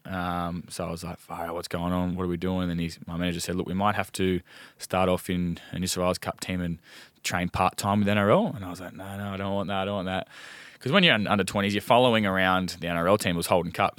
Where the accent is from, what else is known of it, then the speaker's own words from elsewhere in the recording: Gosford, New South Wales, Australia; moved away; also born or lived in Melbourne; born in Gosford